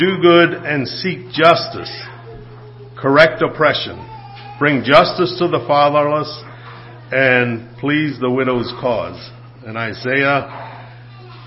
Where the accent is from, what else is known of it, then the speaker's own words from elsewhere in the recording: United States; being born in the United States